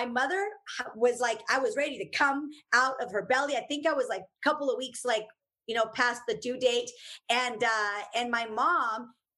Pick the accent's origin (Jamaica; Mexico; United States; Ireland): Mexico; Uruapan, Michoacán; So yes, I am originariamente from Uruapan, Michoacán, Mexico.